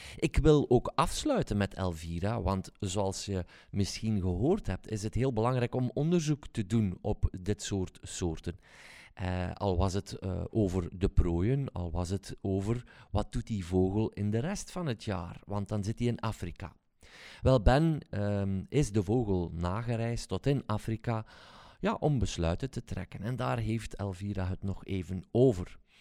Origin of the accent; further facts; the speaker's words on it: Belgium; zouden wij het moeten doen als Belgen